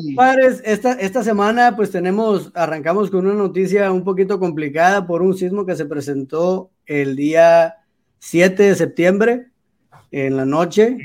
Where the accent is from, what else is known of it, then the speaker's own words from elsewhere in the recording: Mexico; este orgullo, güey, de ser mexicano